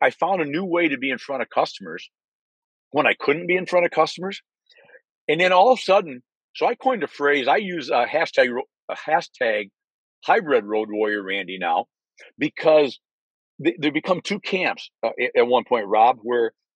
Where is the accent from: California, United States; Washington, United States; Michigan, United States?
Michigan, United States; moved away as an adult; now in Naples, Florida, United States; I was born and raised in Michigan